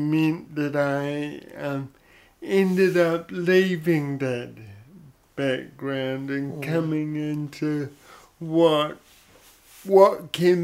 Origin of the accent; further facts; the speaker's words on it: Papakura, Auckland, New Zealand; I grew up in Papakura in South Auckland, know and love that area, that is my home.